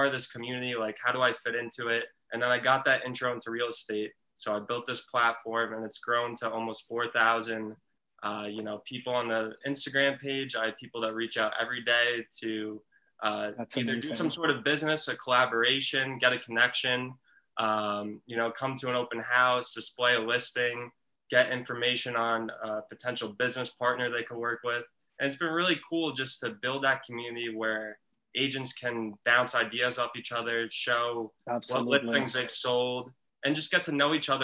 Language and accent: English; Westhampton Beach, New York, United States; I grew up in West Hampton Beach, New York, which is the western part of the Hamptons